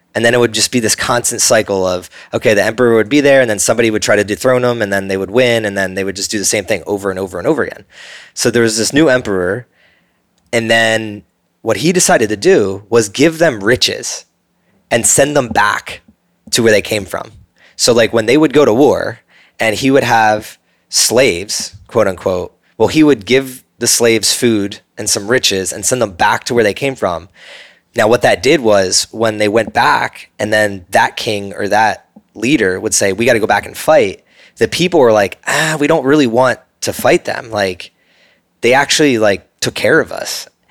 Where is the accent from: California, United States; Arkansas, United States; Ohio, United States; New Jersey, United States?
New Jersey, United States; I grew up in New Jersey